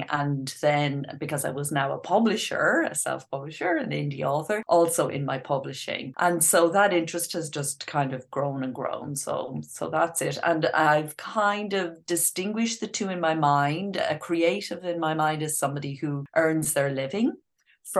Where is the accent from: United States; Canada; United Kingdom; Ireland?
Ireland; I grew up in Ireland, as you can probably hear from the accent